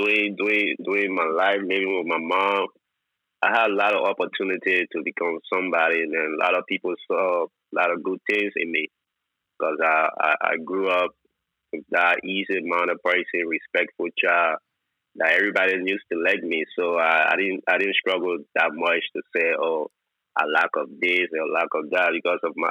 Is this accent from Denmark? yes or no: no; Monrovia, Liberia; moved away as an adult; also born or lived in Indonesia; I was born in Liberia